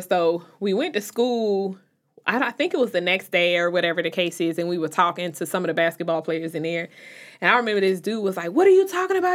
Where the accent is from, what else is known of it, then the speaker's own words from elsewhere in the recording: Chicago, Illinois, United States; now in North Carolina, United States; I'm from Chicago, even when I moved to North Carolina